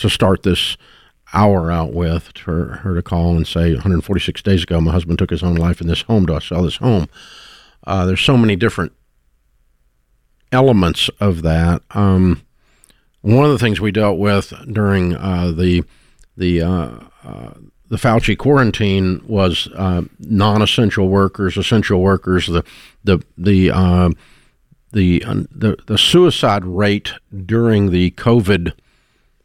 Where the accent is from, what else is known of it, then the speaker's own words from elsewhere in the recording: Nashville, Tennessee, United States; I grew up in Nashville my whole life. I've been here, so 60 years I've been in this town